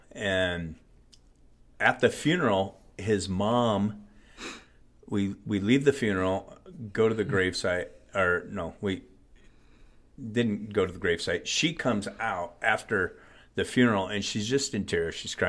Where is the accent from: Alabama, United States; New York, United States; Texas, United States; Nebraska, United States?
Nebraska, United States; now in Denver, United States; We grew up in Nebraska.